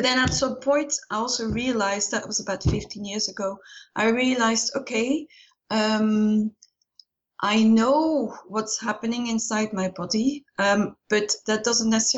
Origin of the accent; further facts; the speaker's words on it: Ghent, Flanders, Belgium; moved away as an adult; also born or lived in Brussels; I'm originally from Ghent in Belgium, but haven't lived there for a long time